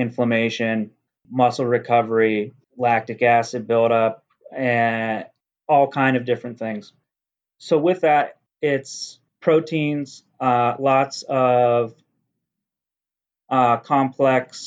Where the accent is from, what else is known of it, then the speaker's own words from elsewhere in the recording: Johnstown, Pennsylvania, United States; now in Boston, United States; I lived in a city called Johnstown